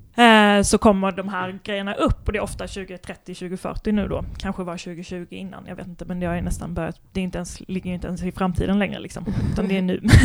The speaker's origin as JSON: {"language": "Swedish", "town": "Kristianstad", "region": "Skåne", "country": "Sweden", "said": "Kristianstad, där jag kommer ifrån"}